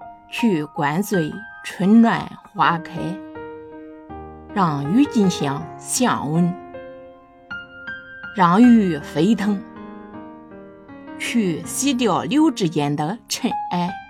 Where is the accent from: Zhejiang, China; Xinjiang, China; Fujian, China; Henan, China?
Henan, China; Nanyang